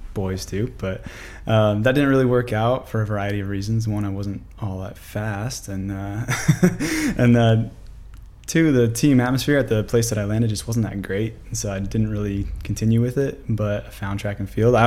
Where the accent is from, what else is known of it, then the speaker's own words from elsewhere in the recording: Zillah, Washington, United States; moved away as an adult; also born or lived in Billings, Montana; now in Idaho, United States; I grew up in Zilla, Washington, south of Yakima.